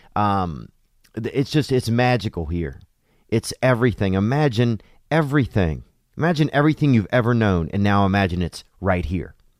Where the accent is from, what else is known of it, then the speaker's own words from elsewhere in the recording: United States; now in China; as Americans